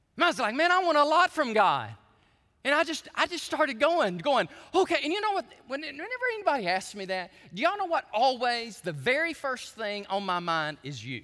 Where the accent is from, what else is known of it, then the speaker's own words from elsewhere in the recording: United States; I'm a Christian before I am an American patriot.